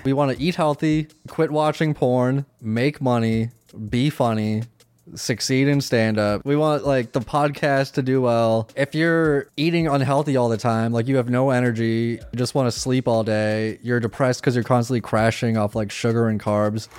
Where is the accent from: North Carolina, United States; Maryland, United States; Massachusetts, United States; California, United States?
Massachusetts, United States; Worcester; I'm from Worcester, Massachusetts.